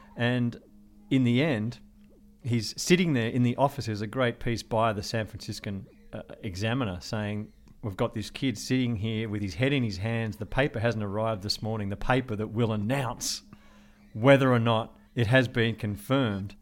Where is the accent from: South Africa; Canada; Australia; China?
Australia; Melbourne, Victoria; Port Melbourne, which was where I was growing up